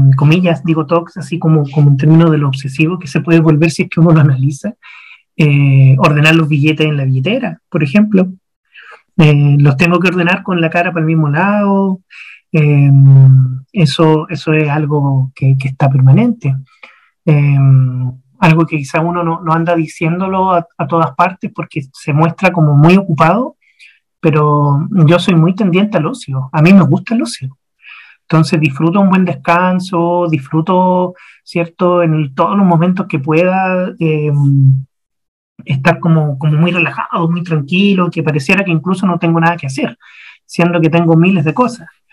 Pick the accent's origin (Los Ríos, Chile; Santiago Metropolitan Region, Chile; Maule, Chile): Santiago Metropolitan Region, Chile; Santiago; moved away; yo soy de Santiago de Chile. Ahí nací, año 82, 39 años atrás.